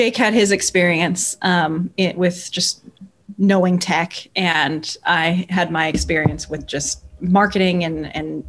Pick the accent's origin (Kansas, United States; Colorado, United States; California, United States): California, United States; Burbank; I grew up in California, Burbank, right where I still live.